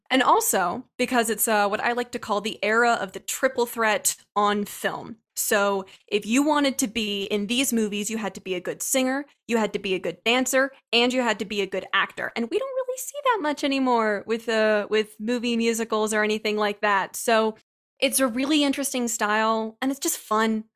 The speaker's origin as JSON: {"language": "English", "region": "Ohio", "country": "United States", "tie": "born or raised there", "said": "growing up in Ohio"}